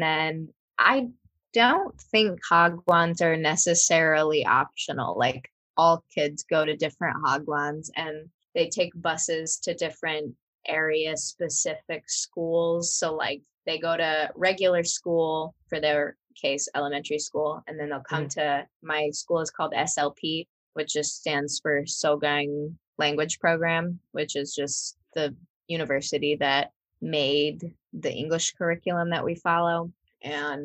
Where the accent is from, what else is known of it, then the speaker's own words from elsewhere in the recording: Mackinaw, Illinois, United States; accent: twangy; moved away as an adult; also born or lived in Bloomington, Illinois / Charleston, Illinois; now in South Korea; I grew up in Mackinac, Illinois